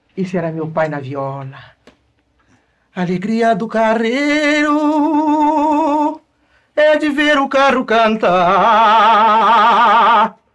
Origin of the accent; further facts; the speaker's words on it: Valença, Rio de Janeiro, Brazil; Nasci no estado do Rio, em Valença